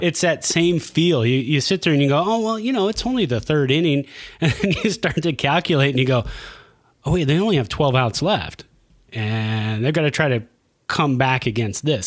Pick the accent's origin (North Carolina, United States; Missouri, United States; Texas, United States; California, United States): California, United States; Santa Clara; also born or lived in San Jose, California; now in Reno, United States; I was born in San Jose, raised in Santa Clara, uh, moved here in 2003 to Reno.